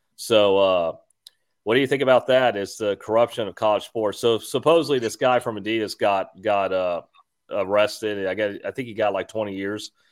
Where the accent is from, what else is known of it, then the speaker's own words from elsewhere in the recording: Houston, Texas, United States; moved away; I'm originally from Texas